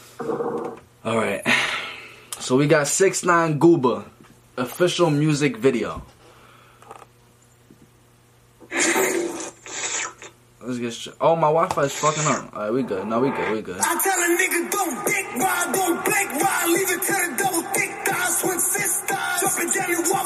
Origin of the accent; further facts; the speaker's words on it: New York, United States; I'm from New York